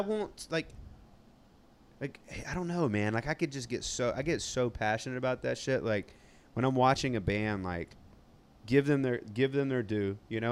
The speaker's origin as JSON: {"language": "English", "region": "South Georgia", "country": "United States", "tie": "born or raised there", "accent": "southern twang", "said": "I'm from South Georgia."}